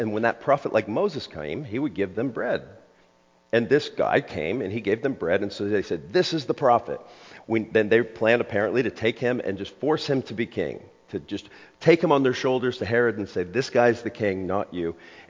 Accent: Scotland, United Kingdom; On one hand, I'm Scottish, which people go, yeah, okay, that I could see that. On the other half, I'm Serbian. I grew up with an ethnic Serbian family.

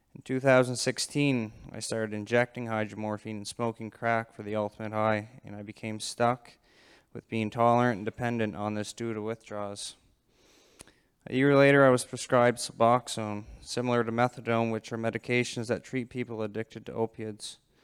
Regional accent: Digby, Nova Scotia, Canada; I'm from Digby, Nova Scotia

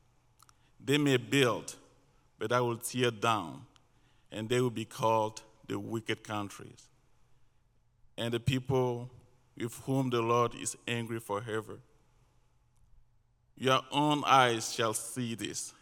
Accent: Cameroon; moved away; also born or lived in Washington State; We moved recently from Washington State, but originally from Cameroon.

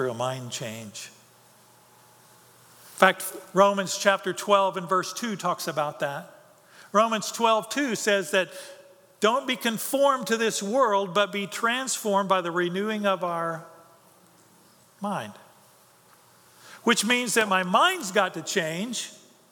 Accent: United States; my life as an American

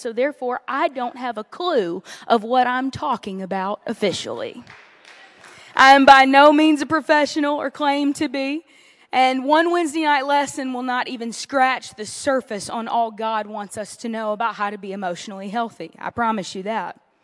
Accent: Louisiana, United States; moved away; I was raised in the heart of the South

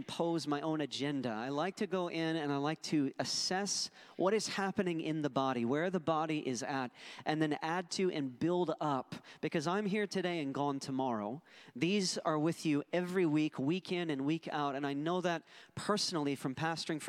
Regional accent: Philadelphia, Pennsylvania, United States; moved away as an adult; also born or lived in Buffalo, New York; I was born and raised in Philadelphia

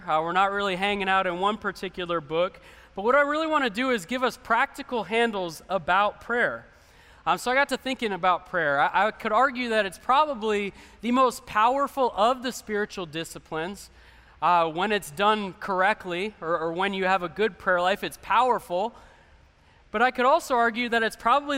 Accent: Phoenix, Arizona, United States; I grew up in Central Phoenix

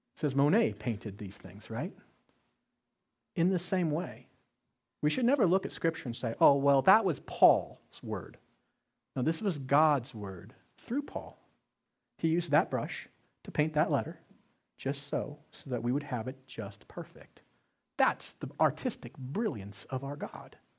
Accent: Colorado, United States; I grew up in Colorado

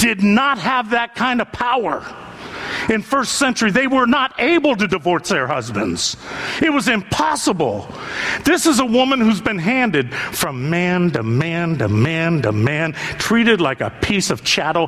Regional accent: northeastern Ohio, United States; those of us from northeastern Ohio

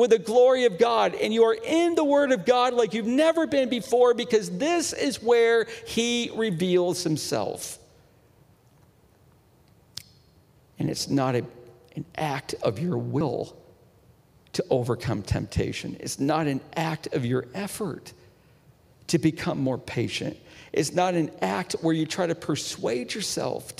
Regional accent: Northeast, United States; I'm from the Northeast. We've got the Poconos.

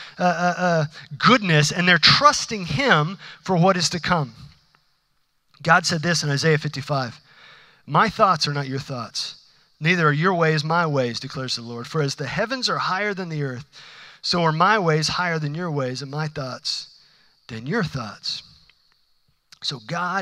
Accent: United States; I'm an American

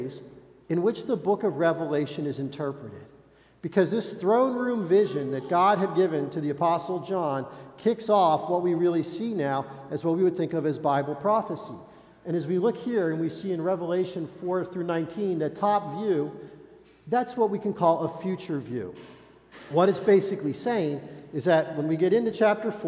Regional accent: United States; as American believers

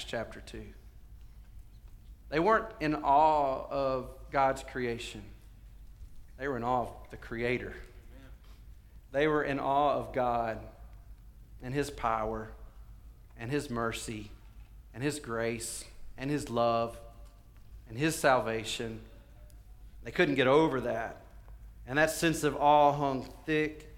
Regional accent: the South, United States; we're from the South

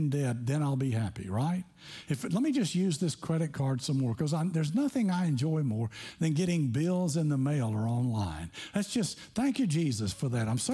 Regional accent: Tennessee, United States; growing up in Tennessee

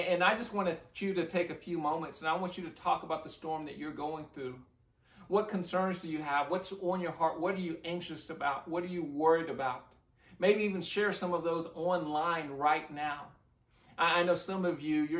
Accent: Midwest, United States; now in Leon Valley, United States; I grew up in the Midwest

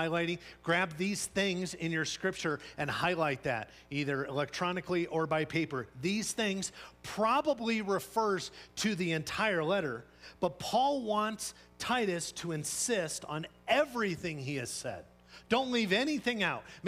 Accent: Scotland, United Kingdom; I'm Scottish

